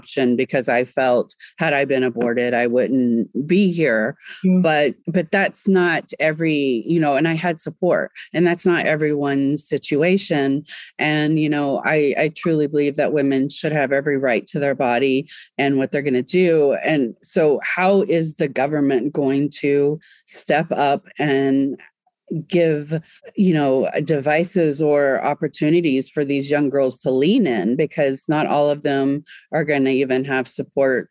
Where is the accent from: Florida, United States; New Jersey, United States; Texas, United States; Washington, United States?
Texas, United States; Grand Prairie; I grew up in Grand Prairie, Texas